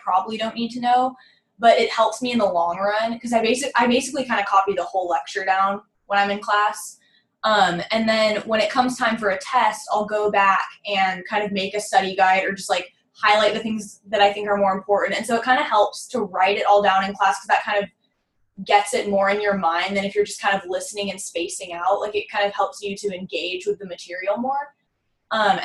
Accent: Phoenix, Arizona, United States; moved away as an adult; now in Waco, United States; I'm from Phoenix, Arizona, which is pretty far

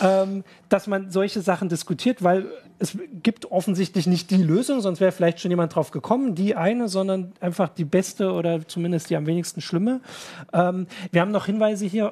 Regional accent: Thuringia, Germany; Ich als Thüringer

